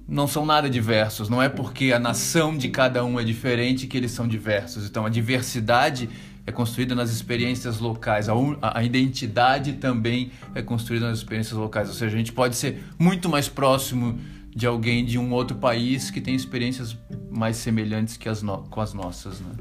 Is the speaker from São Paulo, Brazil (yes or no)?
no; Florianópolis, Santa Catarina, Brazil; moved away as an adult; uma cidade onde eu vivi 35 anos da minha vida, onde a minha mãe ainda mora, onde eu conheço cada esquina